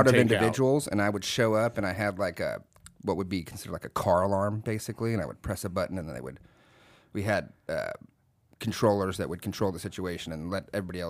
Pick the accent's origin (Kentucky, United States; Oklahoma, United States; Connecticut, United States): Kentucky, United States; Fort Knox; born there; So born in Fort Knox, Kentucky.